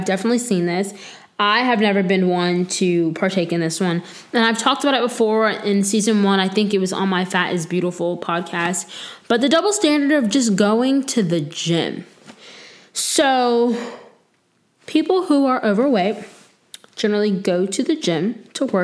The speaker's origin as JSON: {"language": "English", "region": "Florida", "country": "United States", "moved": "yes", "lives_now": "North Carolina, United States", "said": "I'm from Florida"}